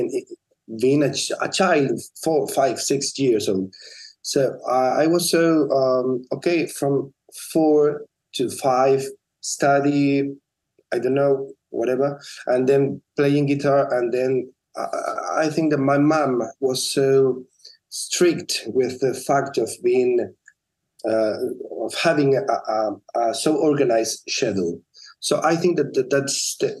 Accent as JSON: {"language": "English", "area": "La Palma", "region": "Canary Islands", "country": "Spain", "tie": "born or raised there", "also_born_or_lived": "Tenerife", "said": "When I was 17, I moved from La Palma to Tenerife to study medicine"}